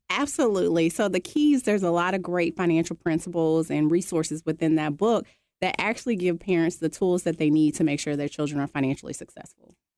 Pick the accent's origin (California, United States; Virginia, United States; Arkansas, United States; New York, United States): Arkansas, United States; moved away as an adult; now in Georgia, United States; I'm originally from Arkansas. coming here to Georgia